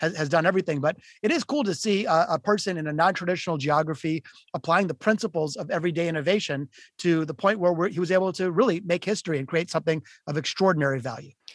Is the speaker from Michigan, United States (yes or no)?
yes; Detroit, Michigan, United States; I'm from Detroit, Michigan. I was born in the city of Detroit and I grew up playing guitar